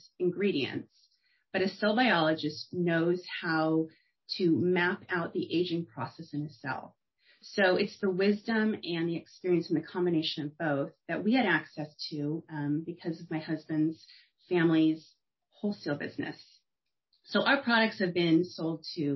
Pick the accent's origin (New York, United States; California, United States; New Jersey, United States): California, United States; Torrance; I grew up in Torrance, California, which is on the coast, just south